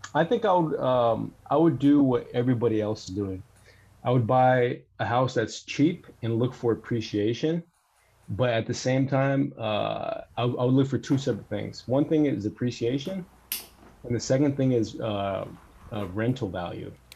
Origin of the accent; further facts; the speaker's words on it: Bay Area, Northern California, United States; I'm from the Bay Area, so like I guess you could say Northern California.